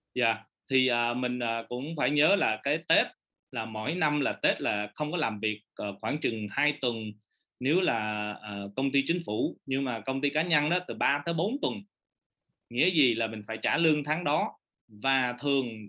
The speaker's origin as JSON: {"language": "Vietnamese", "area": "Orange County", "region": "California", "country": "United States", "tie": "born or raised there", "moved": "as an adult", "lives_now": "Vietnam", "said": "cái thời gian ở quận cam tới 18 tuổi"}